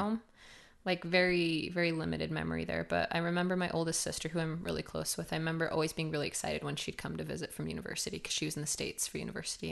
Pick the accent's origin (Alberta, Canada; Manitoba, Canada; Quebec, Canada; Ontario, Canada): Alberta, Canada; Cardston; I was born in Cartston, Alberta, small little farm town